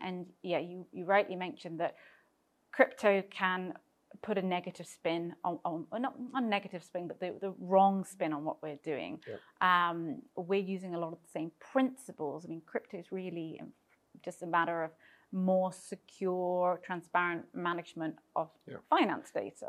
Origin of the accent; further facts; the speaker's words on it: United Kingdom; moved away as an adult; also born or lived in London; now in Cyprus; I am British and moved to Cyprus a number of years ago